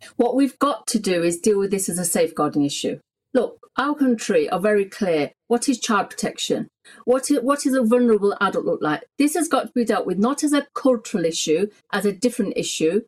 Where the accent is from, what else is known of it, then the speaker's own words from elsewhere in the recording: England, United Kingdom; I was born in Britain. England is my home. I don't know any country bar this country